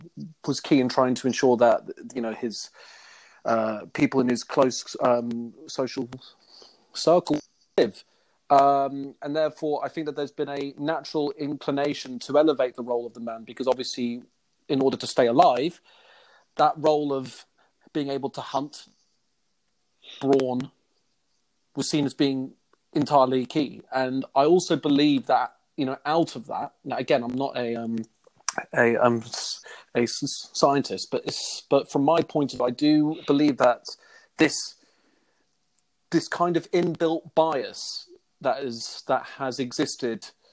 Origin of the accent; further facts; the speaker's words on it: London, United Kingdom; I'm from London